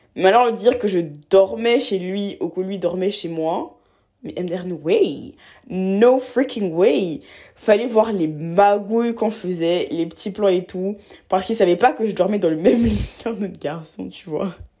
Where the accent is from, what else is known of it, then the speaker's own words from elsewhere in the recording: Abidjan, Côte d’Ivoire; moved away; j'ai grandi à Abidjan, en Côte d'Ivoire, euh, en Afrique de l'Ouest